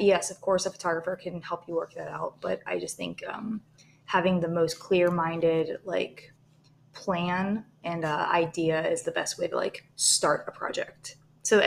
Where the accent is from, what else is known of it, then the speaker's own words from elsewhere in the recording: Pittsburgh, Pennsylvania, United States; I am from Pittsburgh